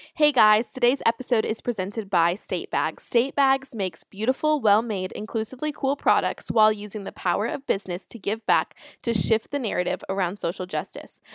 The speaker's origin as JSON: {"language": "English", "region": "Florida", "country": "United States", "said": "I'm from Florida"}